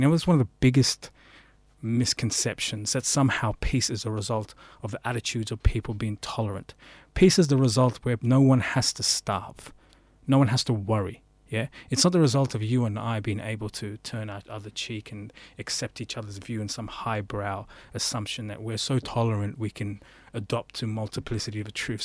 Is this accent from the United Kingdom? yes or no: yes; United Kingdom; now in Melbourne, Australia; I was born in the UK.